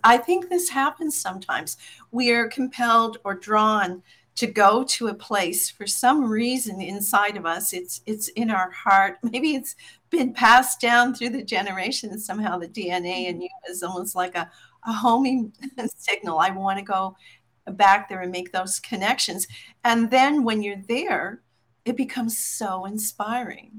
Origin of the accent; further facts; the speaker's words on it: Newfoundland and Labrador, Canada; identify as a Newfoundlander more than anything.